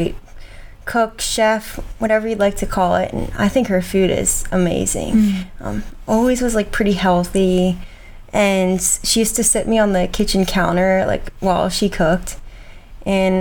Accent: outside of Philadelphia, Pennsylvania, United States; moved away as an adult; now in Charleston, United States; I grew up outside of Philadelphia

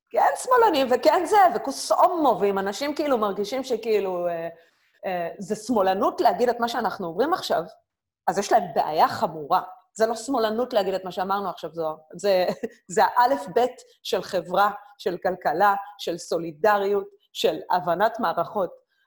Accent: Israel; moved away as an adult; now in Berlin, Germany; אני ישראלית, אני, אני גאה בישראליות שלי

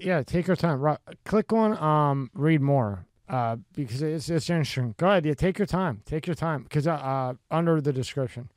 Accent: Philadelphia, Pennsylvania, United States; I grew up in Philadelphia

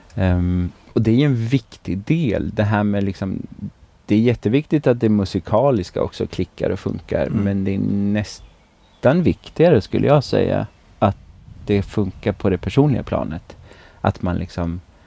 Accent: Tidaholm, Västra Götaland, Sweden; also born or lived in Östergötland; now in Alingsås, Sweden; jag är ju från Västergötland från, från grunden

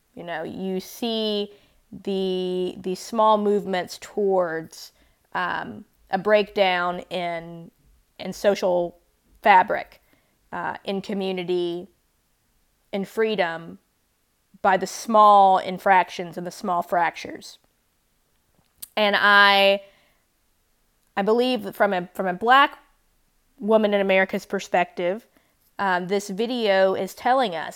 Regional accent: Mississippi, United States; as a black girl growing up in Mississippi in the nineties and early two thousands

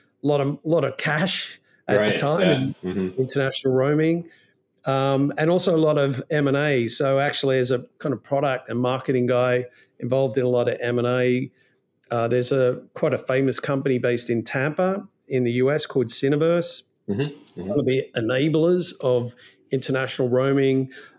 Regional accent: Melbourne, Victoria, Australia; I'm not from London. No, I'm a long way from London. No, I'm from a place called Melbourne, not Melbourne, Florida, but Melbourne, Australia.

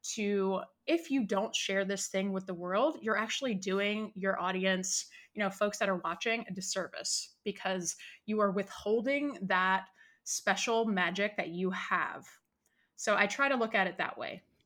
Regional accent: Richmond, Virginia, United States; moved away as an adult; now in California, United States; I'm originally from Richmond, Virginia.

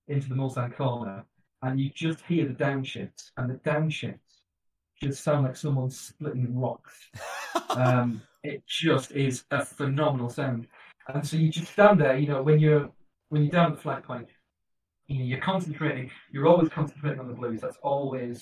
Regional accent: England, United Kingdom; being English

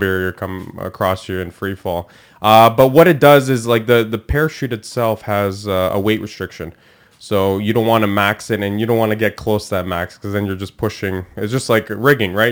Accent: Canada; I'm Canadian, first generation born here

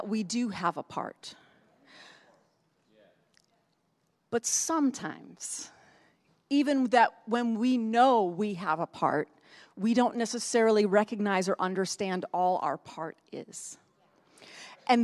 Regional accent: Northeast, United States; moved away; I grew up in the Northeast. It gets cold up there.

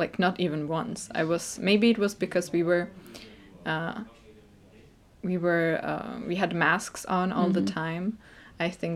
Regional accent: Czechia; moved away; Czech Republic

